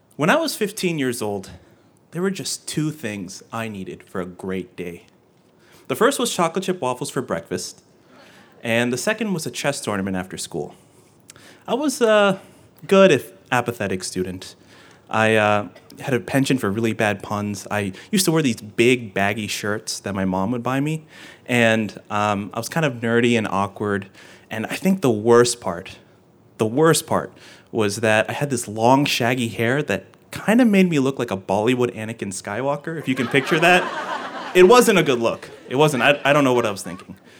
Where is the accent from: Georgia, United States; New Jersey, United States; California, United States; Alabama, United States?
Georgia, United States; the state of Georgia, my home state